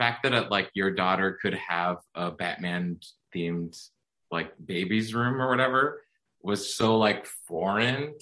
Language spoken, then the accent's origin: English; suburbs of Massachusetts, United States; now in New York, United States; my family in the suburbs of Massachusetts